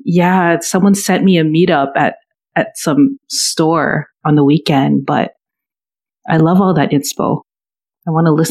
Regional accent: Toronto, Ontario, Canada; I big up my hometown Toronto

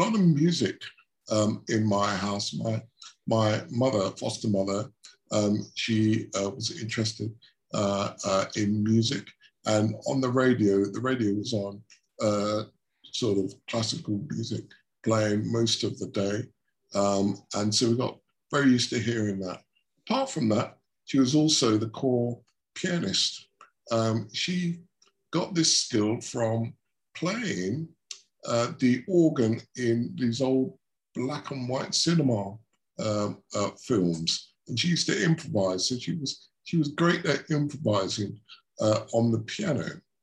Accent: Shoeburyness, East of England, United Kingdom; I grew up in Shoeburyness, which is a small town down in Essex

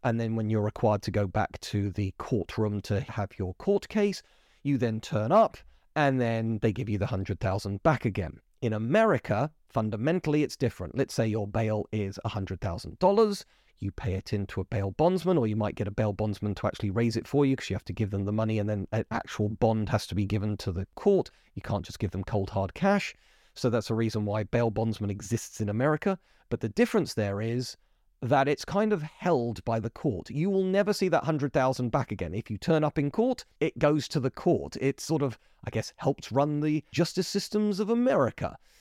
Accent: United Kingdom; I'm British

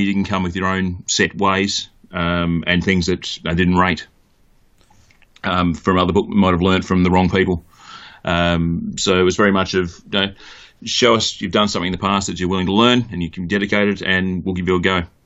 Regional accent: Mount Gambier, South Australia, Australia; moved away as an adult; now in United Kingdom; grew up in country South Australia, a place called Mount Gambier, which is halfway between Melbourne and Adelaide

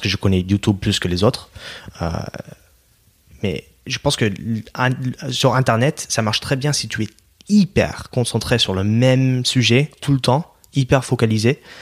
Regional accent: Oregon, United States; French is a second language; moved away as an adult; now in France; Moi, je viens de l'État d'Oregon, hmm. ok, juste au nord de la Californie, dans la côte ouest.

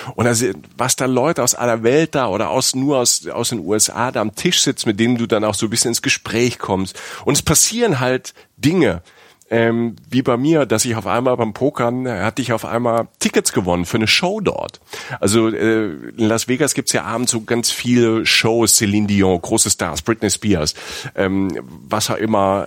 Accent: Germany; Bei uns in Deutschland

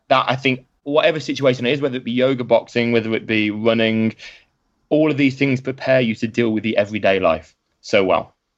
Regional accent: Birmingham, West Midlands, United Kingdom; I ended up back in my hometown of Birmingham

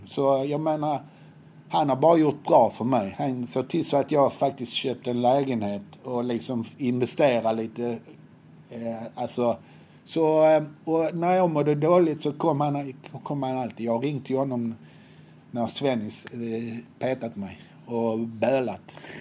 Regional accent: Helsingborg, Skåne, Sweden; Jag är uppväxt på Höga Borg

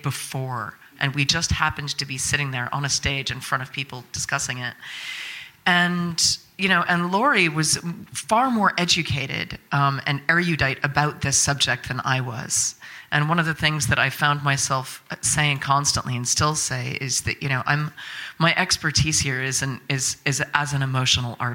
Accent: United States; I'm from America, you know, where everything is fine

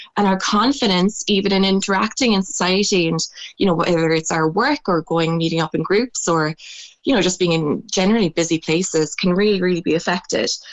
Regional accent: Ireland; growing up in Irish culture

